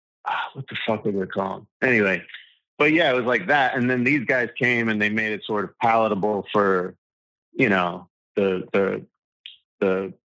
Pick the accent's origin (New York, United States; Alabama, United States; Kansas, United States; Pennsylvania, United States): New York, United States; Long Island; You know, I grew up on Long Island, so it was like hair.